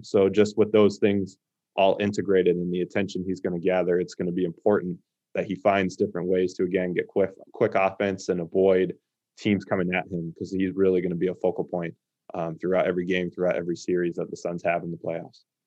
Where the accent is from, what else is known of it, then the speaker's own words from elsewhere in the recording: Phoenix, Arizona, United States; growing up in the Valley